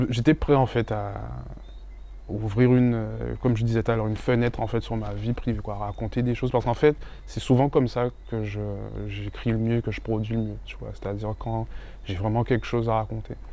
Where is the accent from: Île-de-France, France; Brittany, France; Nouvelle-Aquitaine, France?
Île-de-France, France; Paris; born there; also born or lived in Guadeloupe; Donc de mon départ de Paris, parce que je suis né à Paris, de mon départ de Paris avec mes parents pour aller en Guadeloupe, à mon retour